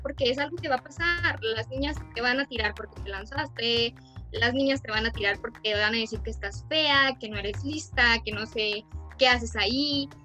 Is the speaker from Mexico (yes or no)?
yes; Durango, Mexico; nuestro estado, Durango